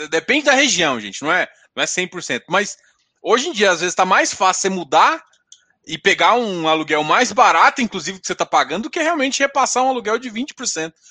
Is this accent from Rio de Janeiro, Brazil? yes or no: no; Goiás, Brazil